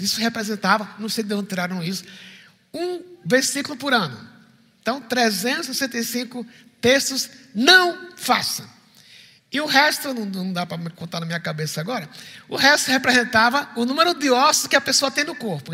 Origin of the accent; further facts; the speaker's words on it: Recife, Pernambuco, Brazil; sou do Recife